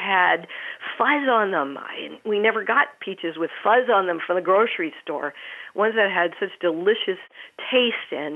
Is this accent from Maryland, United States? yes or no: yes; Maryland, United States; as a child, I grew up in Maryland